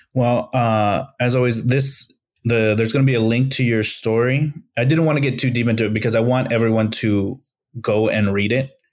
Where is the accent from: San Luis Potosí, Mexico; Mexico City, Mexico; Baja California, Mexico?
San Luis Potosí, Mexico; I'm from Mexico, I'm from San Luis Potosí, Mexico